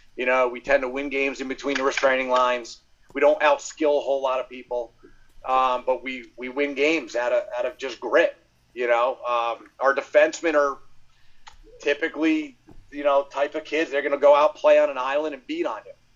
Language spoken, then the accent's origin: English; Mount Olive, United States; I grew up in Mount Olive